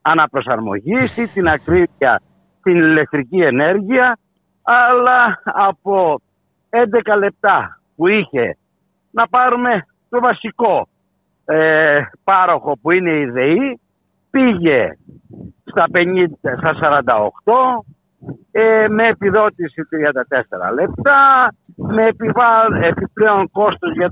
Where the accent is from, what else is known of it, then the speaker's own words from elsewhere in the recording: Greece; θα συνεχίσουμε να πληρώνουμε ως Έλληνες καταναλωτές